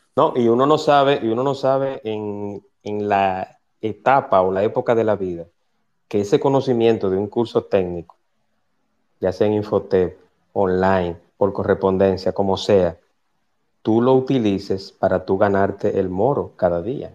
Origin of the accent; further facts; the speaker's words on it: Santo Domingo, Distrito Nacional, Dominican Republic; moved away as an adult; now in Punta Cana, Dominican Republic; los que hemos nacido y nos hemos criado en barrios, que venimos de Santo Domingo